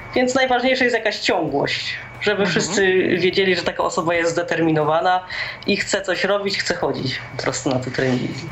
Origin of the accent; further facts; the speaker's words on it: Rybnik, Silesian Voivodeship, Poland; also born or lived in Laski near Warsaw / Katowice; pochodzę z Rybnika. Jest to miejscowość na Górnym Śląsku